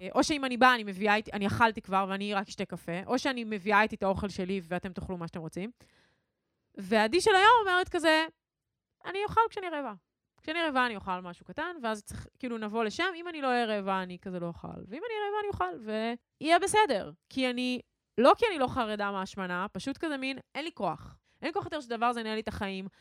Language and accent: Hebrew; Ra'anana, Central District, Israel; גדלנו באותו, באותה עיר, למאזינים שלא יודעים זאת. שתינו מרעננה